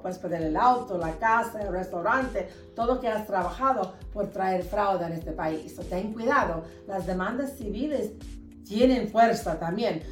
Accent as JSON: {"language": "Spanish", "region": "Alabama", "country": "United States", "tie": "born or raised there", "moved": "yes", "lives_now": "Utah, United States", "said": "mis padres son de Uruguay, pero yo nací en los Estados Unidos, me creí en Alabama"}